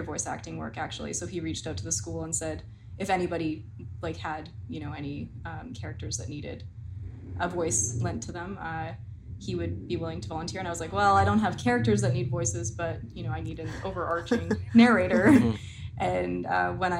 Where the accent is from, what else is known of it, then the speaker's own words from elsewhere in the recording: Edmonton, Alberta, Canada; moved away as an adult; also born or lived in Toronto; I was from Edmonton and then moved to Toronto